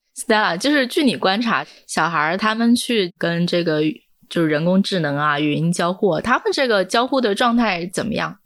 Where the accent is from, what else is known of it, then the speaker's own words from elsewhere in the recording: Hunan, China; 我是湖南人，我们家可以打麻将了